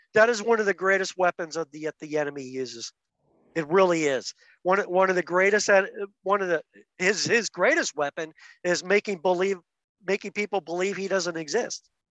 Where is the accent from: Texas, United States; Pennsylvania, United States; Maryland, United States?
Pennsylvania, United States; outside of Philadelphia; I was raised outside of Philadelphia as Mennonite